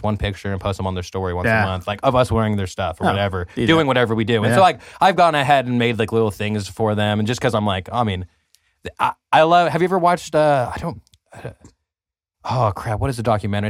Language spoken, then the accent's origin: English; California, United States; maybe I'm from the Central Valley and it's from the Central Valley that maybe that's why.